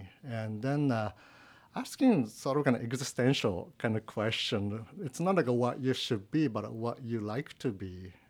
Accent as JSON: {"language": "English", "country": "Japan", "second_language": "English", "moved": "as an adult", "lives_now": "United States", "said": "I'm from Japan. So I was born like in 1974. And then when I was 18, like in 1993, I decided to come into the States is a good idea."}